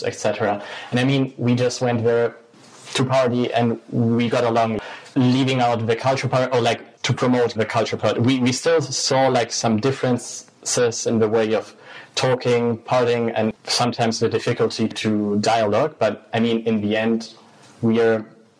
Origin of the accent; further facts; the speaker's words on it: Germany; I was born to Italian immigrants in Germany